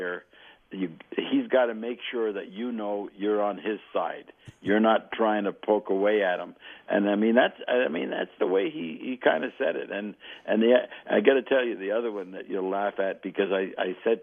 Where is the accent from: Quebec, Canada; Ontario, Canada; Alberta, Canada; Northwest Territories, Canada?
Quebec, Canada; Montreal; moved away; I grew up in Verdun, and right across the aqueduct from us was Villemarde.